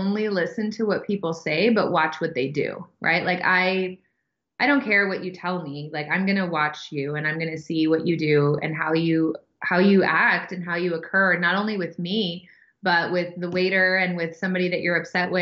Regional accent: San Diego, California, United States; I was born in San Diego, California, and I'm an only child

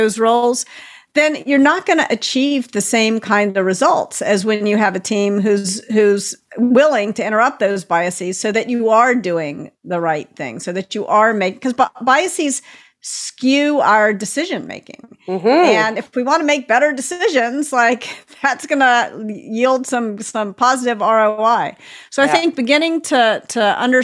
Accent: Tennessee, United States; I'm from Tennessee, and I grew up

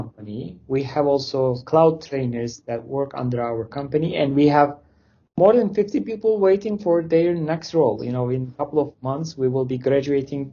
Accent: Turkey; English is a second language; moved away as an adult; now in Canada; I'm originally from Turkey, but I immigrated to Canada 6.5 years ago.

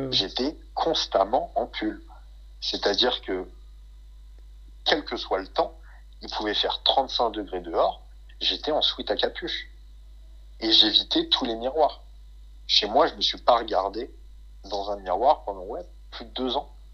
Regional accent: France; on est français

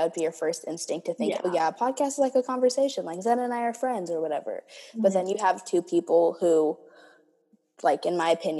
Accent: Minnesota, United States; born there; like I was born in Minnesota, like there's more to me than this

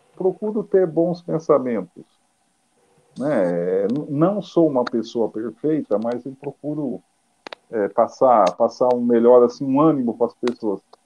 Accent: Brazil; como eu sou brasileiro

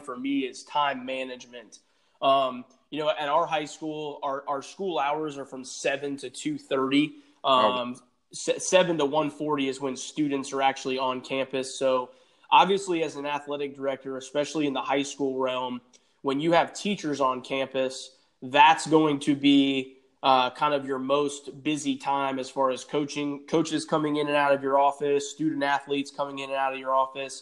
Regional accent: Green Cove Springs, Florida, United States; I'm actually from Clay County, just south of Jacksonville, Florida. I'm a graduate of Clay High School over in Green Cove Springs

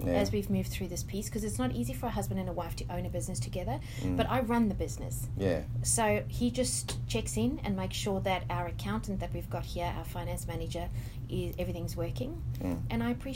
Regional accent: South Africa; now in Sydney, Australia; I come from South Africa

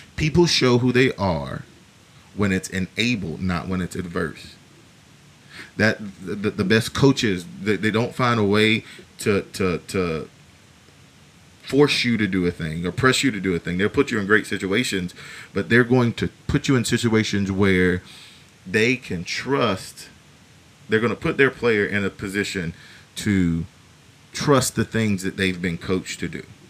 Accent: United States; as the American people

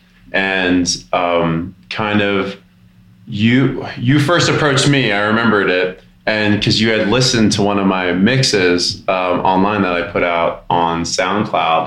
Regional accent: Denver, Colorado, United States; I'm from Denver

